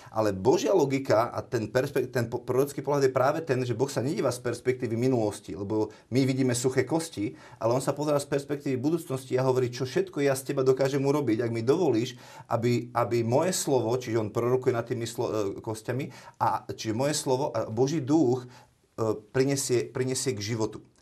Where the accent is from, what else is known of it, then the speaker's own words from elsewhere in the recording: Slovakia; sme Slováci naďalej